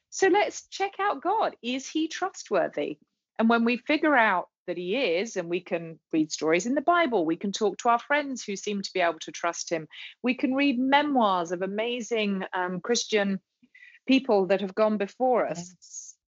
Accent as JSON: {"language": "English", "region": "England", "country": "United Kingdom", "moved": "as an adult", "lives_now": "Charlotte, United States", "said": "I'm a Brit"}